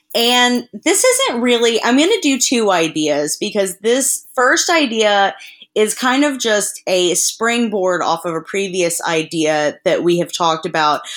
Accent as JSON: {"language": "English", "region": "the South", "country": "United States", "tie": "born or raised there", "said": "I grew up in the South"}